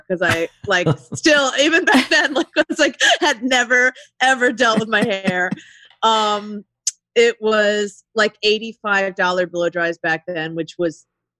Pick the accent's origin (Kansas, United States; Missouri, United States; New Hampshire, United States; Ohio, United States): Ohio, United States; I'm like, I came from Ohio. Like, I was like, what the fuck is happening?